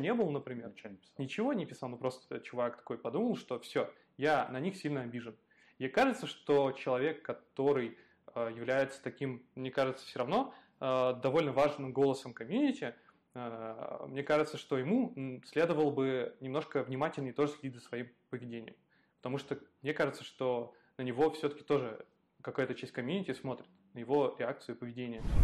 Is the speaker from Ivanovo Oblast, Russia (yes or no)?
yes; Ivanovo, Ivanovo Oblast, Russia; moved away; я периодически езжу к себе на малую родину, вот, смотрю типа, а, в Иванскую область, в Иваново